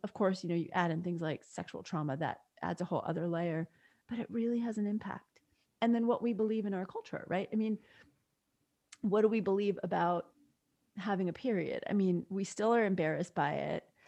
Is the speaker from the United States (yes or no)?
yes; New York, United States; I grew up in New York and spent the summers often at my grandparents' house